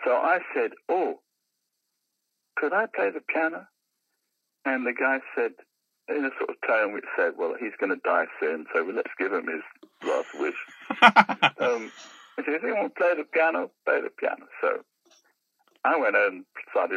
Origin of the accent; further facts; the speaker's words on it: London, United Kingdom; I come from Labrador Grove